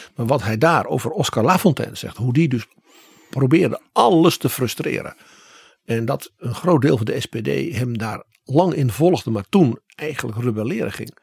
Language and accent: Dutch; Netherlands; Wij als Hollanders